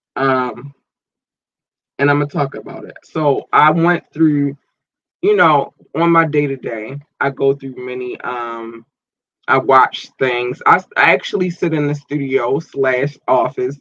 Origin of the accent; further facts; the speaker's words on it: United States; I was born in America. I have not lived in any other country.